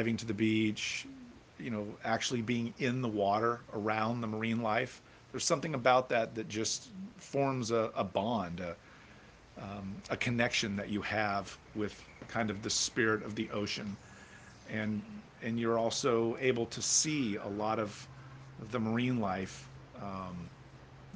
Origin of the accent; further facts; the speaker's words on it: Orlando, Florida, United States; I grew up in Central Florida, in Orlando specifically